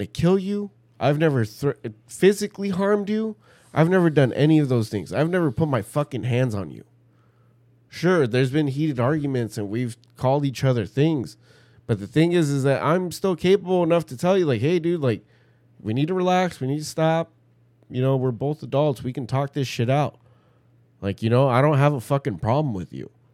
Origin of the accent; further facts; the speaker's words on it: Pomona, California, United States; we're fucking from Pomona. Yeah, we're from the hood.